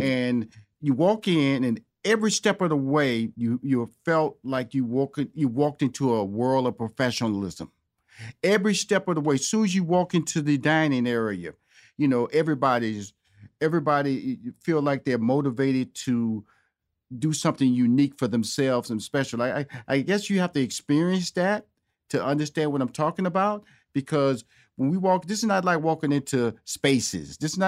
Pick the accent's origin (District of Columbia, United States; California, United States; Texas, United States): Texas, United States; Houston; also born or lived in Chicago / New York / Los Angeles; I'm born and raised in Houston, Texas. Okay, lived in Chicago for 5 years, New York for 4 years, so L.A. for 15 years.